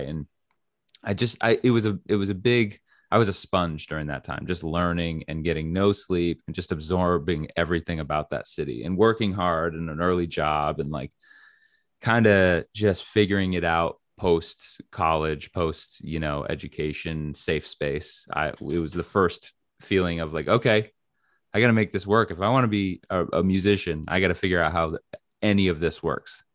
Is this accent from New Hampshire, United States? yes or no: yes; New Hampshire, United States; moved away; I'm from New Hampshire